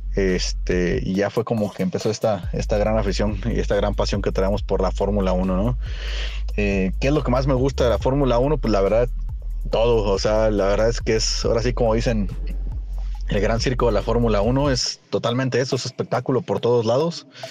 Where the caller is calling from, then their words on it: Mexico City, Mexico; saludos desde la Ciudad de México